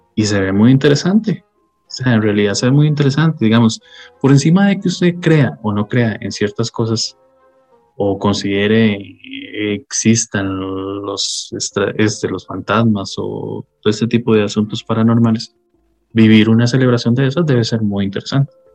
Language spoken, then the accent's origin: Spanish; Costa Rica; los que somos costarricenses